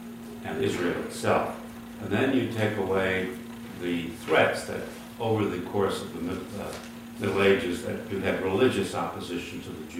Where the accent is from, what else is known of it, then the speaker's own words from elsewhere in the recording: Hungary; moved away; I was born in Hungary, naturalized, and came here in early 41, very luckily, and naturalized. And we lost our family, so I can testify to the Holocaust.